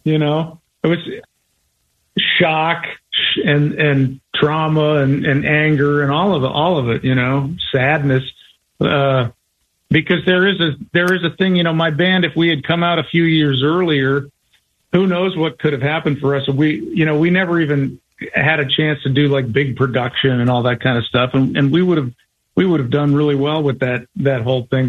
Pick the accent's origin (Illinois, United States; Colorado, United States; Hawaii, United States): Colorado, United States; I was from Colorado